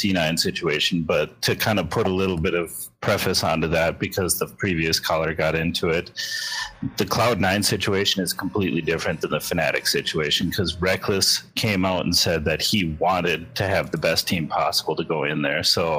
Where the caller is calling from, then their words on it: Fargo, North Dakota, United States; Fargo, North Dakota.